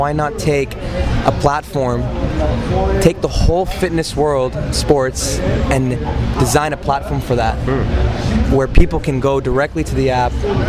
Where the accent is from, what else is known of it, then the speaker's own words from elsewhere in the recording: Los Angeles, California, United States; I'm born here. Family lives in Israel. And we came here. My mother and father came out here when they were about 15 years old.